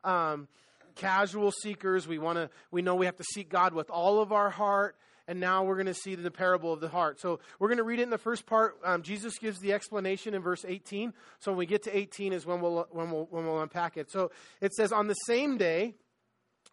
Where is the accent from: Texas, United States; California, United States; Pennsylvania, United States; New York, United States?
California, United States; Los Angeles; I'm from LA, right? Like, I grew up in on Manhattan Beach Boulevard